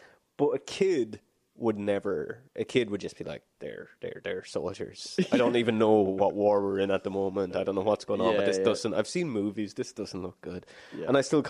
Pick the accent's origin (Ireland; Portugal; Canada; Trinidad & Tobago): Ireland; the exact middle of Ireland, Midlands; where I grew up in Ireland is akin to a Colorado in America.